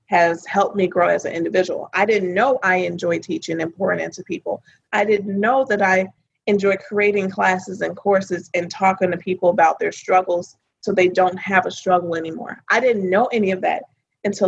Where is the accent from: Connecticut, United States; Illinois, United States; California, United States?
Illinois, United States; Chicago; moved away; I'm originally from Chicago, Illinois.